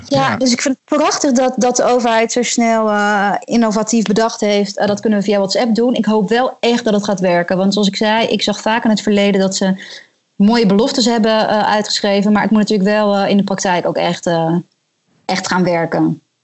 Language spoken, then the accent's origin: Dutch; Netherlands; moved away as an adult; now in Morocco; als Nederlanders